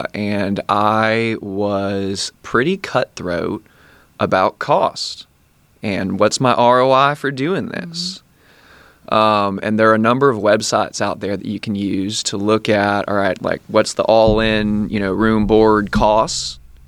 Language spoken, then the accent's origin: English; Tallahassee, Florida, United States; So I grew up here. I like it here.